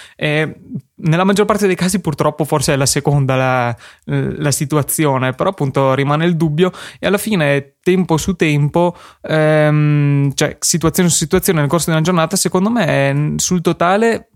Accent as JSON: {"language": "Italian", "town": "Verona", "region": "Veneto", "country": "Italy", "said": "siamo di Verona"}